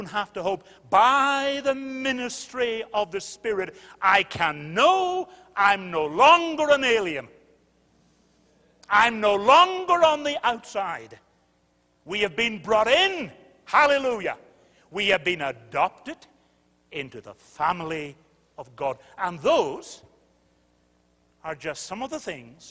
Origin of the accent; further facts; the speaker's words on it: United Kingdom; I'm British